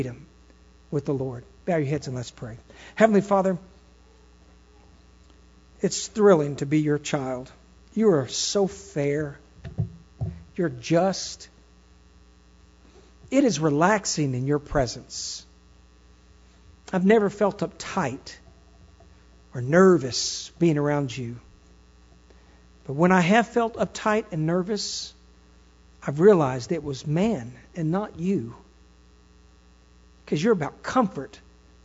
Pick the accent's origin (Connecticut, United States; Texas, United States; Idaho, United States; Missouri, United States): Texas, United States; I'm a Texan. I belong in Texas ground and Texas earth